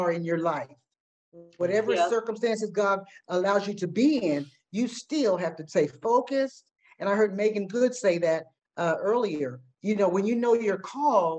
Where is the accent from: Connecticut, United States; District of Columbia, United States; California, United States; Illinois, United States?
California, United States; I'm from California.